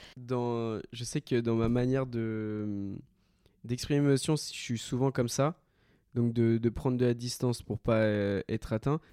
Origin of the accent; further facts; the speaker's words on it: France; also born or lived in Colombia; je suis français et une autre nationalité